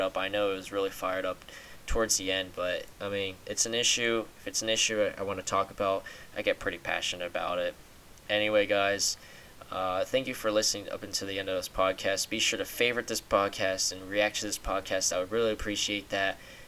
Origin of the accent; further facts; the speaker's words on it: United States; being American